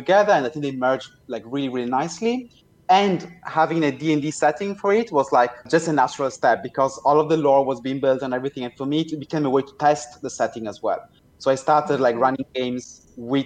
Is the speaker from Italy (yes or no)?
yes; Italy; now in Berlin, Germany; I was growing up in Italy, visiting family in Germany